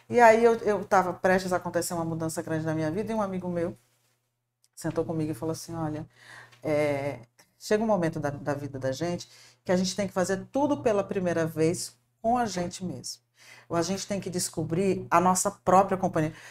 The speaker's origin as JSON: {"language": "Portuguese", "region": "Paraná", "country": "Brazil", "tie": "born there", "said": "Eu nasci no Paraná, sou filha de Marina e de Edson."}